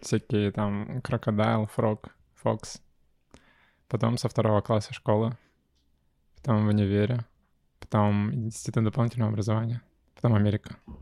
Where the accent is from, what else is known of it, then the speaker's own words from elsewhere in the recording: Dalnerechensk, Primorsky Krai, Russia; я из Дальнереченска